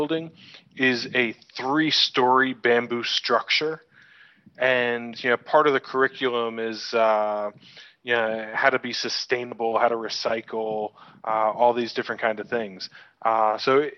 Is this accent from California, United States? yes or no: no; New York, United States; moved away as an adult; also born or lived in Buenos Aires, Argentina; now in Bali, Indonesia; I'm from New York originally